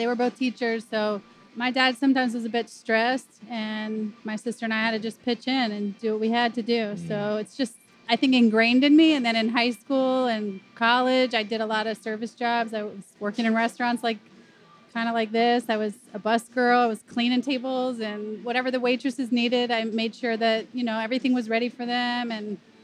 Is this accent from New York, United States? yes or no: no; Philadelphia, Pennsylvania, United States; moved away as an adult; now in Atlanta, United States; I'm from Philly. Born and raised.